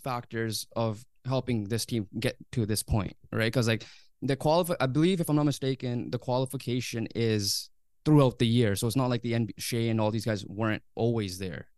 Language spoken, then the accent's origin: English; Canada; As a Canadian fan